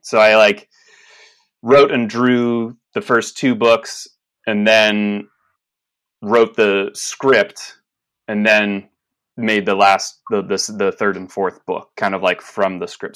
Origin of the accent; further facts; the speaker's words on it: Lewisburg, Pennsylvania, United States; I grew up in central Pennsylvania, largely, a little town called Lewisburg